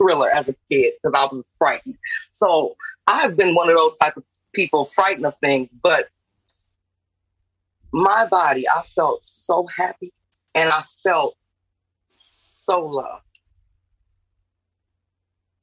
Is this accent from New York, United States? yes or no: no; New Orleans, Louisiana, United States; I'm from New Orleans. My family is originate from New Orleans.